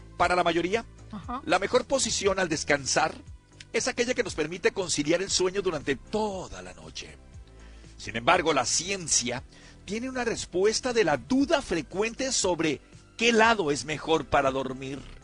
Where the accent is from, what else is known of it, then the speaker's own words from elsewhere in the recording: Culiacán area, Sinaloa, Mexico; yo soy de ahí, de Caminaguato, cerquita de Tecuciapa